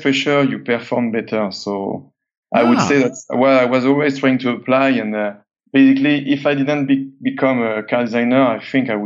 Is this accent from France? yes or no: yes; south of France, France; living in this very small area in the south of France. And it's kind of mountainous road